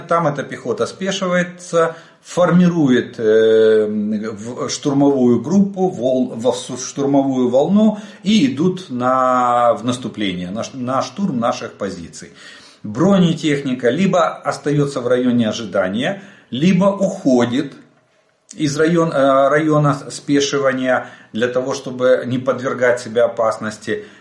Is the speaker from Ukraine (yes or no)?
yes; Ukraine; мы из Украины